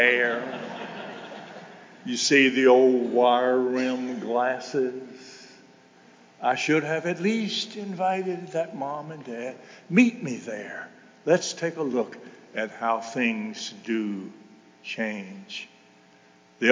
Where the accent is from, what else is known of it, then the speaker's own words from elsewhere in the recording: Mississippi, United States; moved away as an adult; now in Noblesville, United States; I grew up in Mississippi in a time when there were no Republicans